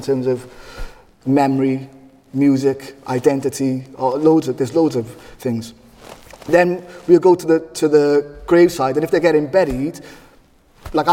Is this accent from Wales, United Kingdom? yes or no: yes; Cardiff, Wales, United Kingdom; I'm from Butown, and like all communities, there's loads of traditions